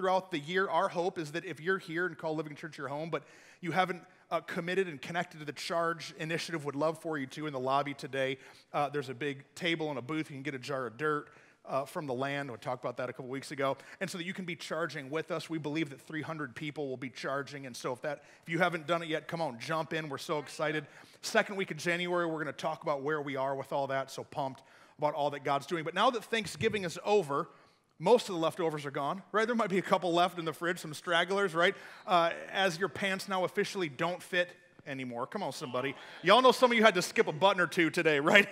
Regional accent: Flint, Michigan, United States; now in Texas, United States; I grew up in Michigan, and so there's like real snow there, not like Texas snow

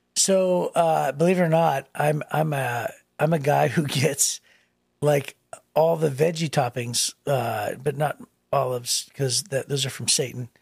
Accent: Youngstown, Ohio, United States; moved away; in my hometown

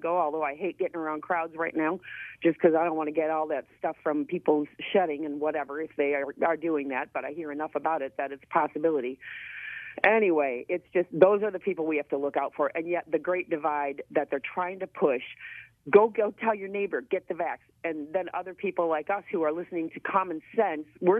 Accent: Holland, Michigan, United States; I'm in West Michigan. And my hometown

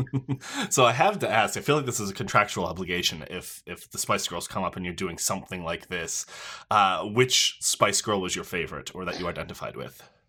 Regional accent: Newfoundland and Labrador, Canada; moved away as an adult; now in Toronto, Canada; I am also from Newfoundland originally, although I've been up here in Toronto for about

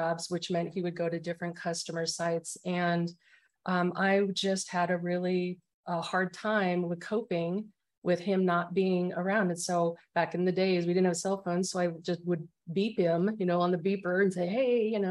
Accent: Arizona, United States; moved away as an adult; now in San Antonio, United States; I'm originally from Arizona and I lived there for 47 years. And I'm in Texas, San Antonio.

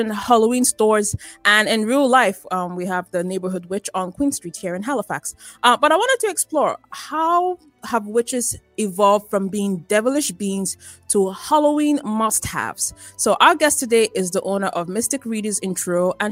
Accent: Nigeria; moved away; in my home country, Nigeria, I remember we would have deliverance services in church

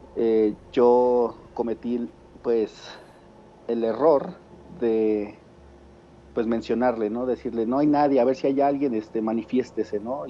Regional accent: Tulancingo, Hidalgo, Mexico; De Tulancingo Hidalgo

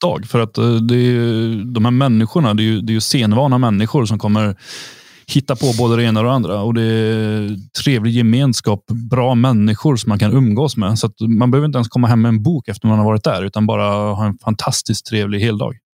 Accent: Sweden; now in Thuringia, Germany; vi är svenskar

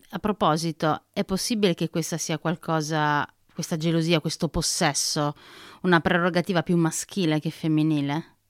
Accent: Naples, Campania, Italy; now in Trentino, Italy; sono napoletana, sono cresciuta a Napoli

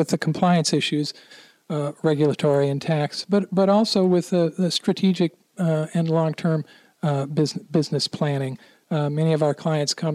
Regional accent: Midwest, United States; moved away as an adult; also born or lived in Miami, Florida; now in Melbourne, United States; I'm originally from the Midwest, but my wife and I lived in Miami for about 7 years

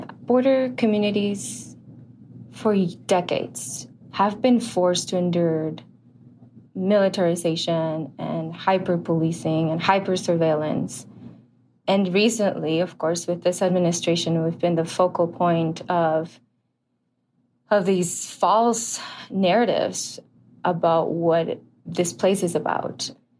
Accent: Ciudad Juárez, Chihuahua, Mexico; now in El Paso, United States; I grew up in Juarez. I grew up crossing the border every day to come to school

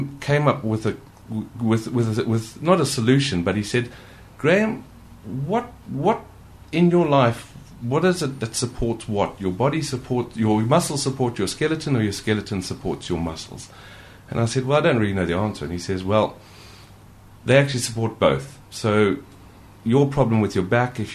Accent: Zimbabwe; now in United Kingdom; growing up in Africa, I did used to swim for my school

